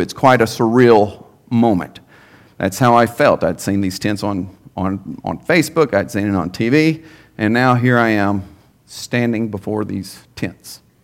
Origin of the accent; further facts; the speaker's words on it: Henderson, Texas, United States; I'm a native of East Texas. Um, born and raised in Henderson, Texas